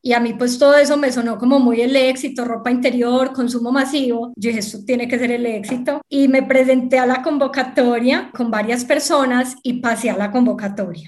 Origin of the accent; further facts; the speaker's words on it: Medellín, Antioquia, Colombia; accent: paisa; also born or lived in Sahagún, Córdoba; crecí y estudié en Medellín, tanto el colegio como la universidad